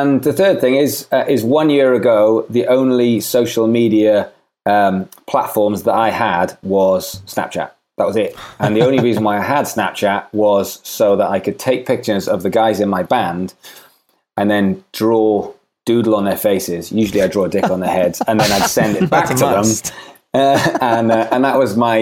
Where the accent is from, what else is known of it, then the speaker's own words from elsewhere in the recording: Swansea, Wales, United Kingdom; moved away as an adult; I'm from Swansea in Wales.